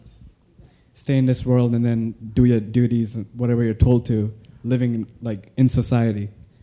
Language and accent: English; Pakistan; I'm from Pakistan